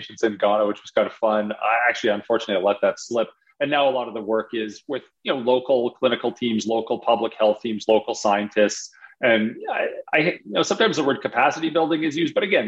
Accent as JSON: {"language": "English", "town": "Calgary", "region": "Alberta", "country": "Canada", "tie": "born or raised there", "also_born_or_lived": "Toronto / Harvard", "moved": "as an adult", "said": "I grew up in Calgary, did my undergrad in Calgary"}